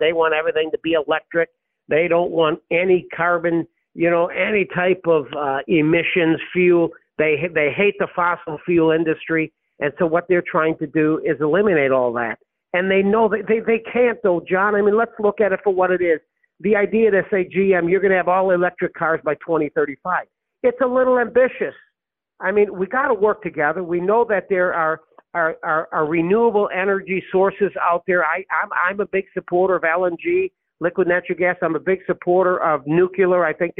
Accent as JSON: {"language": "English", "region": "Texas", "country": "United States", "said": "And I'm a congressman from Texas."}